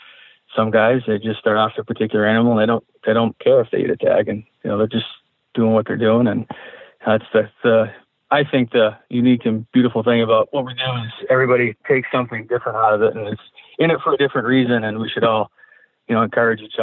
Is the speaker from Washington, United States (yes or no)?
no; New Hampshire, United States; my home state in New Hampshire